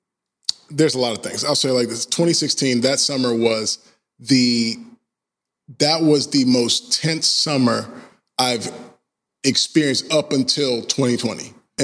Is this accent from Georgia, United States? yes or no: yes; Georgia, United States; You know, I grew up in Georgia. I've experienced racism like from the entire time that I've been there.